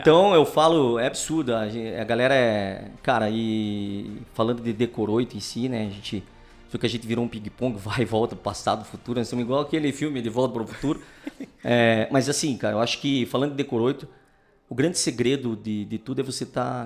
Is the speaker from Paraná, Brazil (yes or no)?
yes; Curitiba, Paraná, Brazil; Eu sou curitibano, nascido aqui.